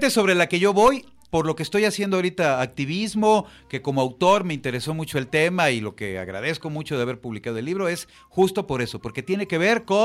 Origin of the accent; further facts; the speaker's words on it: Mexico City, Mexico; como chilango